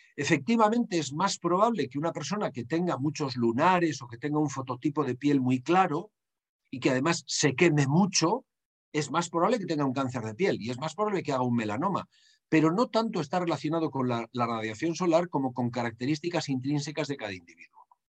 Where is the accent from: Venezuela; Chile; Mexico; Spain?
Spain; Basque Country; En mi país, en el País Vasco